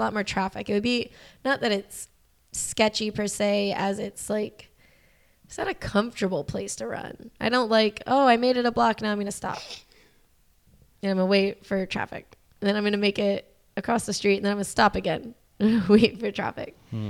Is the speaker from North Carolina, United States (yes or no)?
yes; Charlotte, North Carolina, United States; now in Atlanta, United States; Well, I mean, I am from North Carolina. So I guess this is how I would sound if I didn't take pride in myself as an individual.